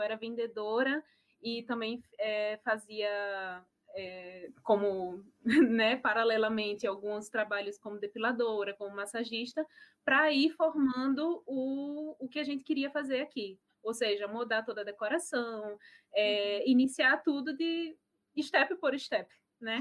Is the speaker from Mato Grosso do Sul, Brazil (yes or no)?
no; Natal, Rio Grande do Norte, Brazil; moved away as an adult; now in Germany; sou de Natal, Potiguar